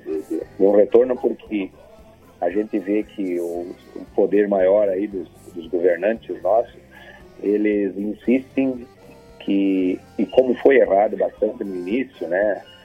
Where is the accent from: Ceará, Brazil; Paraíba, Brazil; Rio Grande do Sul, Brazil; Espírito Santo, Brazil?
Rio Grande do Sul, Brazil; Soledade; lá onde eu nasci, era 30 quilômetros longe da cidade de Solebade que era a cidade mais próxima, entre a Soledade e a Arvorezinha